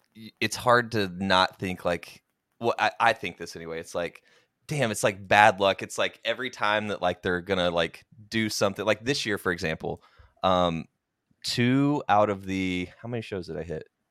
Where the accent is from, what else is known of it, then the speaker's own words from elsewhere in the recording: Oklahoma, United States; moved away; so I'm originally from Oklahoma, went to the University of Oklahoma